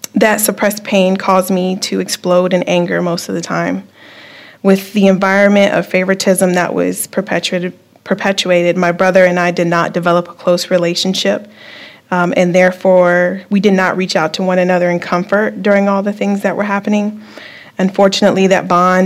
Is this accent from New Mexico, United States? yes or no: no; Virginia Beach, Virginia, United States; moved away as an adult; now in Topeka, United States; I'm from Virginia Beach. I moved to Topeka about 2 years ago